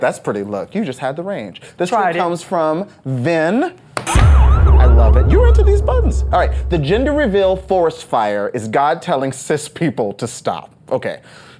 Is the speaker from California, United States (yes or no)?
no; Lewisville, Texas, United States; fellow Texan, by the way. Yes. I grew up in Louisville.